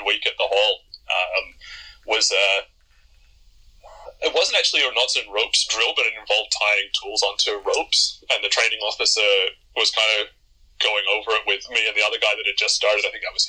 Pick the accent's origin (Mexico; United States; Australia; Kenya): Australia; now in Canada; I grew up in Australia